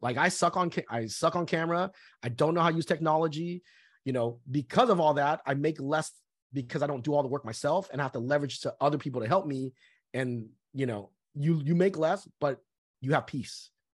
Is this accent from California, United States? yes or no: yes; Southern California, United States; also born or lived in Vietnam; I was born in Vietnam, uh, after one month of being born, we came from Vietnam to the United States. So pretty much I lived in Southern California my whole life.